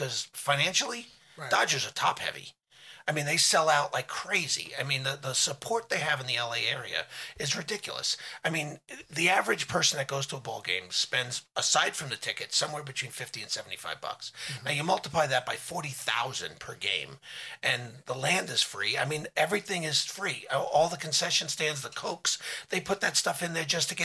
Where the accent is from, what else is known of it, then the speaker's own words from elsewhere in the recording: New York, United States; I'm a New Yorker